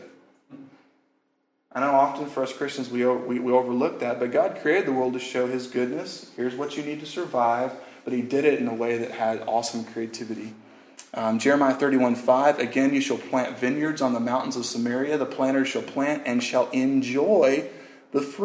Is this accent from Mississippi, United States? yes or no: no; Louisiana, United States; moved away; I grew up in Louisiana